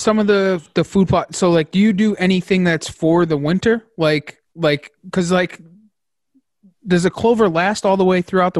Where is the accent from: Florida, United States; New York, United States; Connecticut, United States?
Connecticut, United States; so I'm from Connecticut and I live in the mountains